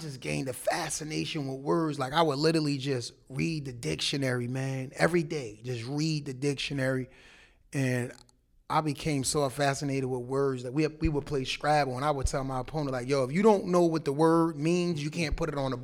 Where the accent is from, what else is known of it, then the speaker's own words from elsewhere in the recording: Jersey City, New Jersey, United States; growing up in Jersey City.